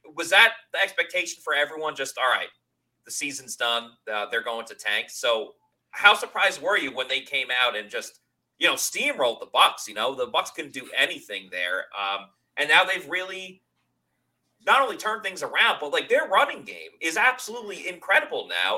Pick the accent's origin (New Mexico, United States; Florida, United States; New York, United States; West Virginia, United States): New York, United States; I grew up in New York